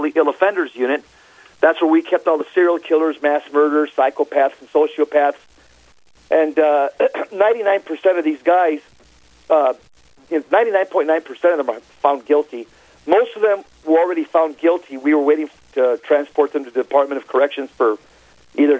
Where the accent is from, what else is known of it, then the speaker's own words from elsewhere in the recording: San Fernando, California, United States; moved away as an adult; now in Phoenix, United States; I was born and raised in Southern California. Grew up in a suburb of Los Angeles called San Fernando